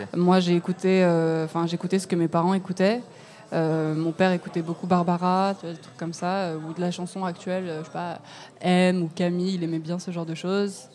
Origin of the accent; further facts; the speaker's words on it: Lyon, Auvergne-Rhône-Alpes, France; moved away; je viens de Lyon